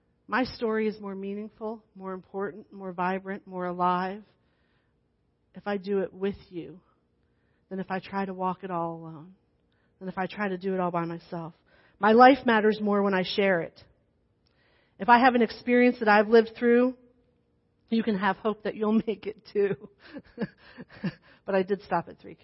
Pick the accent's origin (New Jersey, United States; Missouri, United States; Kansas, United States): New Jersey, United States; accent: New Jersey; moved away as an adult